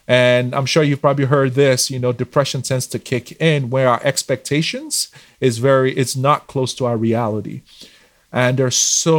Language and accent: English; Nigeria; moved away as an adult; now in Canada; So I moved here in 2016 from Nigeria.